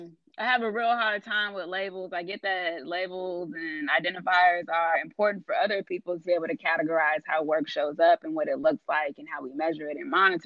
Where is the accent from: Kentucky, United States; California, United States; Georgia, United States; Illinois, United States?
California, United States; I left home because I knew I'm from California.